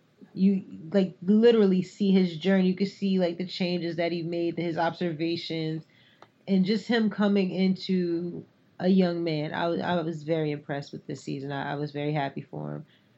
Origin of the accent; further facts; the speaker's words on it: North Carolina, United States; I grew up in North Carolina